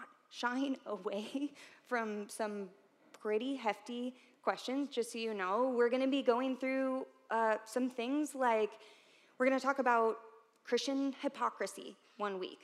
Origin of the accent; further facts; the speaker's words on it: St. Louis, Missouri, United States; moved away as an adult; now in Columbia, United States; I'm from St. Louis, but I came here to Columbia in 2009